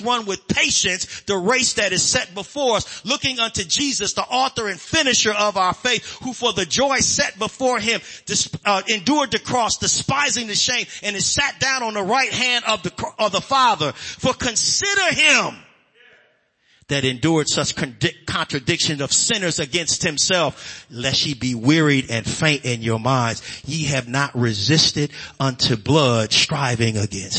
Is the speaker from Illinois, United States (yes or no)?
yes; Chicago, Illinois, United States; growing up on the South Side in Chicago